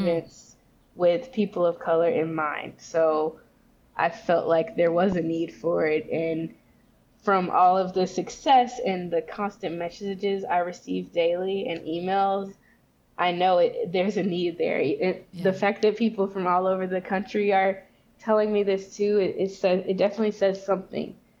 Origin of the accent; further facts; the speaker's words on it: Memphis, Tennessee, United States; moved away; also born or lived in Arkansas; I'm from the South. Like I grew up in Memphis, Tennessee, and Arkansas